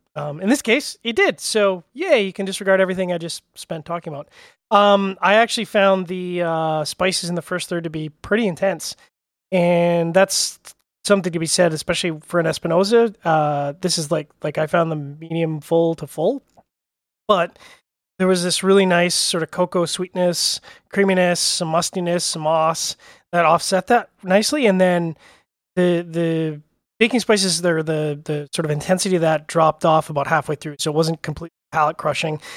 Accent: Canada; I'm Canadian

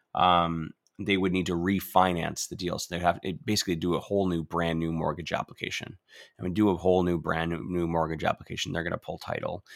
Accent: Ontario, Canada; moved away; I'm from Ontario. Originally, I'm born and bred there

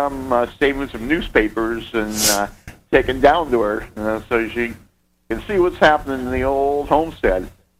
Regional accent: Erie, Pennsylvania, United States; I'm from Erie, Pennsylvania

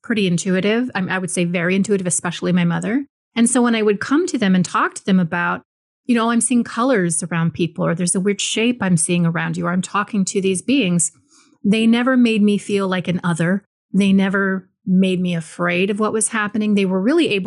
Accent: Maui, Hawaii, United States; I was born and raised in Hawaii, just like my father. He was born and raised in Hawaii. And specifically, I was born in Maui

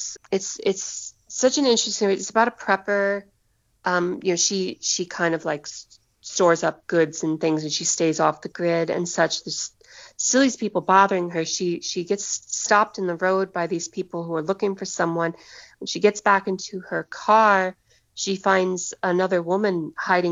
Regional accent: United States

